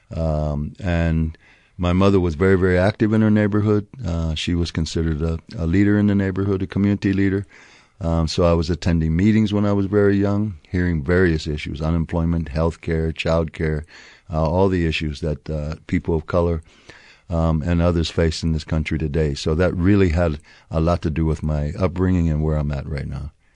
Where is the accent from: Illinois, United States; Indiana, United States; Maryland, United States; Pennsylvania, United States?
Pennsylvania, United States; Harrisburg; also born or lived in Pleasanton, California; now in Albuquerque, United States; I was actually born in Harrisburg, Pennsylvania.